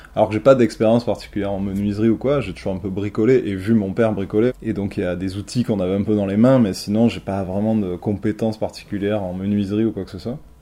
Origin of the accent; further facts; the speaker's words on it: Marseille, Provence-Alpes-Côte d'Azur, France; moved away as an adult; also born or lived in Paris; je suis originaire de Marseille. J'ai pas mal vécu à Marseille euh, pendant toute ma jeunesse